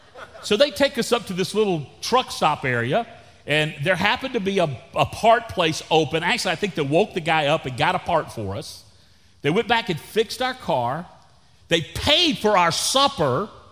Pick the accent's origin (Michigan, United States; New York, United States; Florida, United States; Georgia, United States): Florida, United States; the panhandle of; moved away as an adult; also born or lived in Jacksonville, Florida; now in Texas, United States; we're from Florida. I grew up in the panhandle of Florida, or what some people would call Lower Alabama. So people ask me where I'm from. I said, I'm from L.A., Lower Alabama